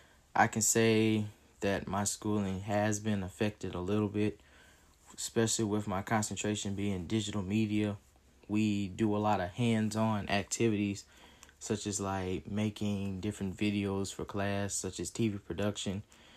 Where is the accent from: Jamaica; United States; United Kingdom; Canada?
United States; Greenville, South Carolina; I am in my hometown of Greenville, South Carolina, and I am enrolled in online school at Claflin.